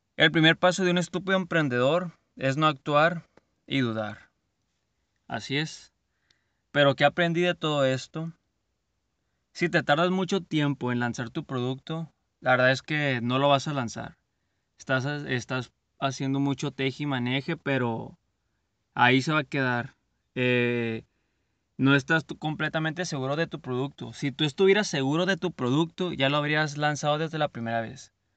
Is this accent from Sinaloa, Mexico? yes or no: yes; Culiacán, Sinaloa, Mexico; Así decimos aquí en Sinaloa. No les haya dicho, soy de Culiacán, Sinaloa.